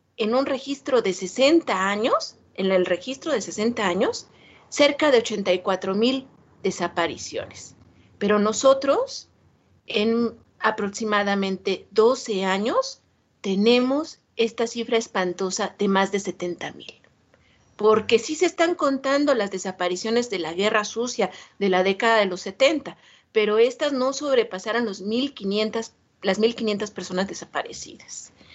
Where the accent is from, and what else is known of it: Mexico